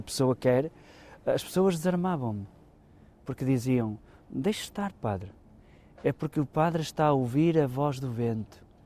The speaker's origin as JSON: {"language": "Portuguese", "town": "Arco de Baúlhe", "region": "Braga", "country": "Portugal", "tie": "born or raised there", "said": "A minha terra tem muito deste ambiente. É uma terra rodeada por montanhas"}